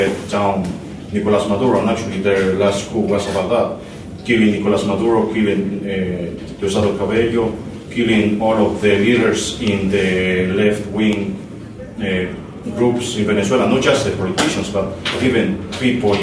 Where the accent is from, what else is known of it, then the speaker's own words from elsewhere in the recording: Ecuador; I am from Ecuador